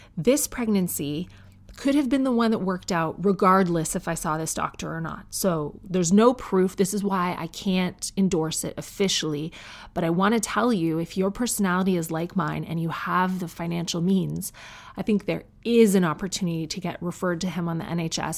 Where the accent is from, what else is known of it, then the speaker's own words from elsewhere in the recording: Canada; I'm Canadian.